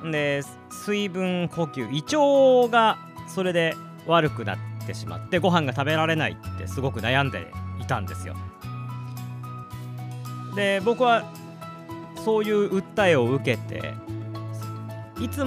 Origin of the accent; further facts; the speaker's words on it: Fukui, Japan; 僕も福井の人間なんですけど福井出身なんですけれどもね